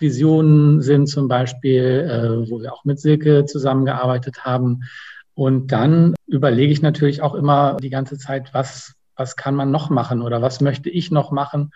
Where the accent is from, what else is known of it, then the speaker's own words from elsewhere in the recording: Germany; ich bin äh, in, in Deutschland aufgewachsen, in die Schule gegangen